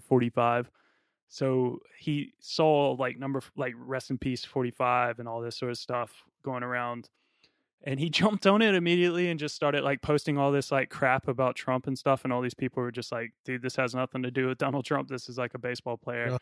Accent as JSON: {"language": "English", "country": "United States", "said": "I'm from America"}